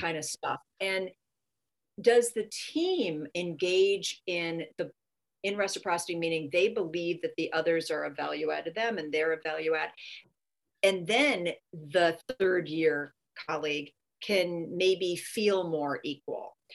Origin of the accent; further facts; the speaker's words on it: California, United States; I'm from California